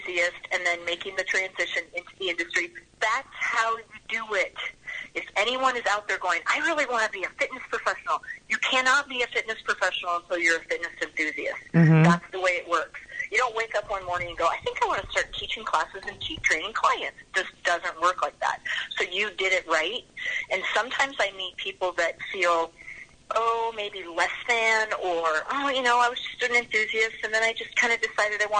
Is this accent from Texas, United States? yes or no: no; Los Angeles, California, United States; moved away as an adult; now in Des Moines, United States; I'm actually from Los Angeles, native of Southern California, but I came to Iowa